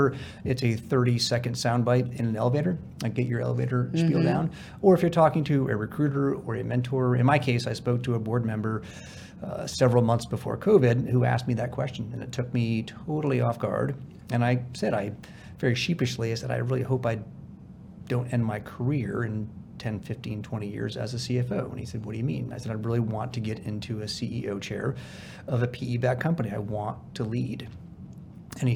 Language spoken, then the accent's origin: English; California, United States; I'm a refugee from California.